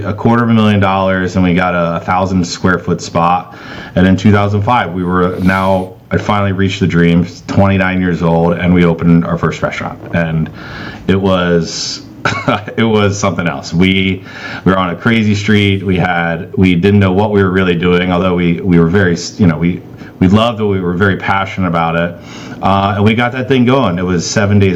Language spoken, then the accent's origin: English; Cincinnati, Ohio, United States; moved away; also born or lived in Indiana; born and raised in Cincinnati